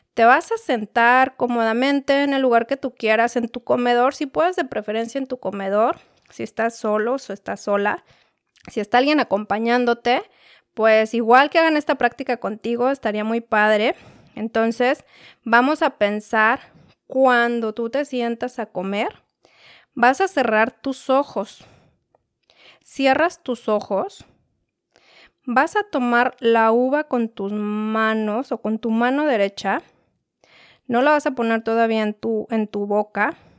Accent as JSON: {"language": "Spanish", "region": "Mexico City", "country": "Mexico", "said": "Yo soy de la Ciudad de México"}